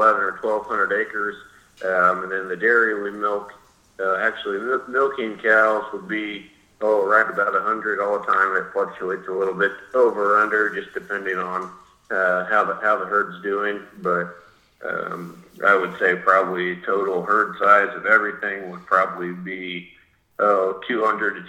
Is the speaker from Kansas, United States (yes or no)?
yes; Goessel, Kansas, United States; So I grew up in Goessel, Kansas, which is about 30 or 40 minutes straight north of Wichita